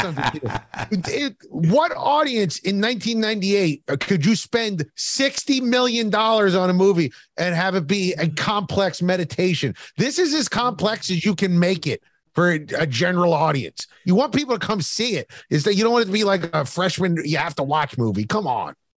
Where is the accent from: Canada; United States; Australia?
United States; Philadelphia, Pennsylvania; I grew up in Philadelphia.